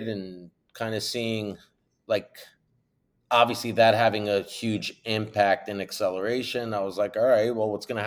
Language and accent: English; New York, United States; I'm from New York originally